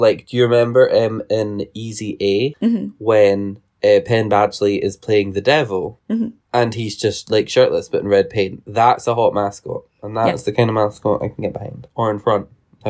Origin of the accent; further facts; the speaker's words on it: United Kingdom; No, we're too British. We just like raise an eyebrow and go, we're late.